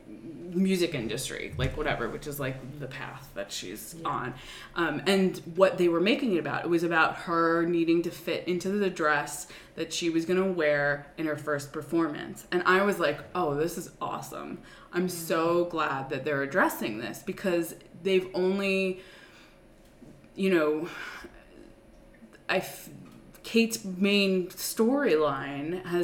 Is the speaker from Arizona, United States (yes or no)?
no; Long Island, New York, United States; I was commuting from Long Island, which is where my parents lived. And where I grew up.